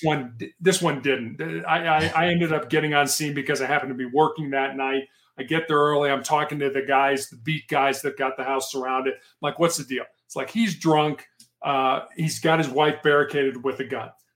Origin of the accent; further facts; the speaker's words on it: Chicago, Illinois, United States; also born or lived in Charleston, South Carolina; I, I was uh, born and raised in Chicago